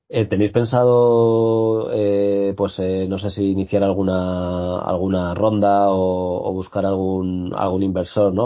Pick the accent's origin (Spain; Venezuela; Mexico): Spain